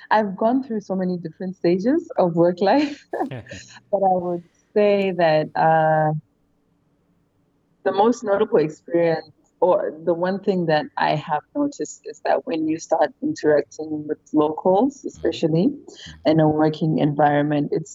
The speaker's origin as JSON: {"language": "English", "country": "Zimbabwe", "moved": "as an adult", "lives_now": "Malaysia", "said": "I'm from Zimbabwe. I've been living here in Malaysia for quite a while"}